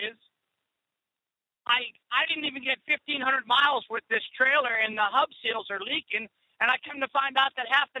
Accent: Southern California, United States; I'm from Southern Cal, but I'm actually in Sacramento heading to Reno.

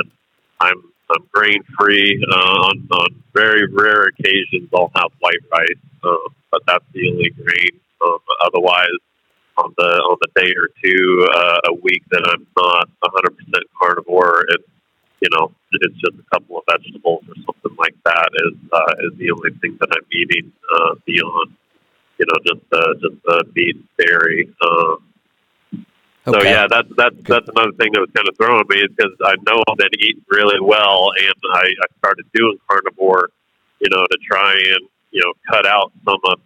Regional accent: North Carolina, United States; now in Cheyenne, United States; I grew up in North Carolina

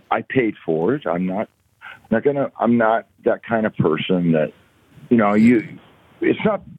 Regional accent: Kansas City, Missouri, United States; I'm from Kansas City

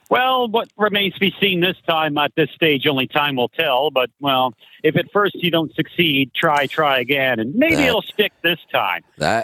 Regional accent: Canada; I'm from Canada

